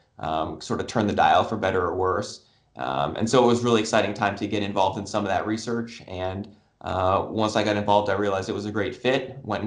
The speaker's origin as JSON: {"language": "English", "town": "Tucson", "region": "Arizona", "country": "United States", "tie": "born or raised there", "said": "I grew up down in Tucson where the University of Arizona is"}